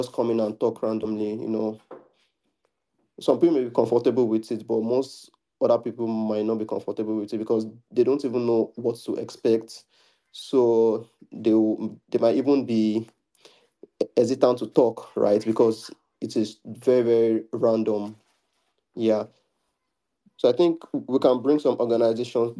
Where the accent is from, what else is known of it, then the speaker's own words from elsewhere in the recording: Nigeria; I'm from Nigeria